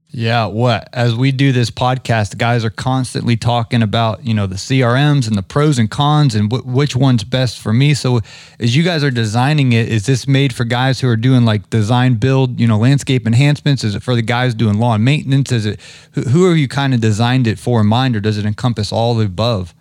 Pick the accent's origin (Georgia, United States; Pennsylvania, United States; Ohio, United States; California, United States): Ohio, United States; now in Atlanta, United States; I grew up in Ohio, so I'm a big Big Ten guy. I live down here in Atlanta